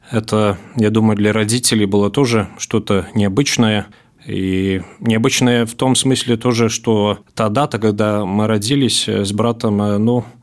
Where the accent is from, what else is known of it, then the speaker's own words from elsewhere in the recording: Latgale, Latvia; also born or lived in Riga; Я родился в Риге, но всю жизнь практически в Латгалии живу